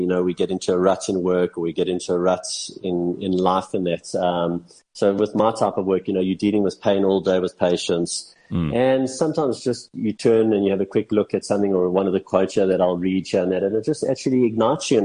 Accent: South Africa; even though I'm South African

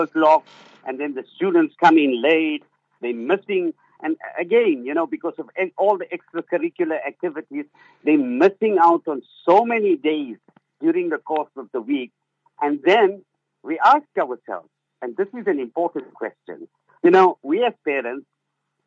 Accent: Zimbabwe; now in Cape Town, South Africa; when I grew up in Zimbabwe, Maulana, we had maktab Monday to Saturday

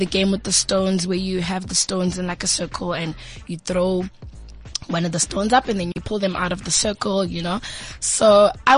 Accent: Tembisa, Gauteng, South Africa; also born or lived in Midrand / Johannesburg; I grew up in Tembisa

